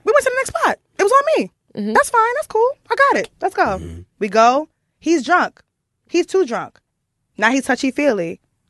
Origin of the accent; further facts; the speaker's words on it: New York City, New York, United States; I'm not from Brooklyn. I'm from the Bronx.